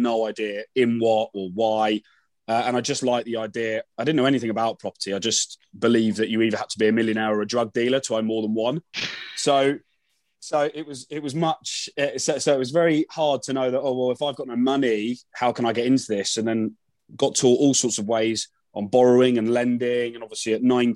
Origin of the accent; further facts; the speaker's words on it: London, United Kingdom; I am from London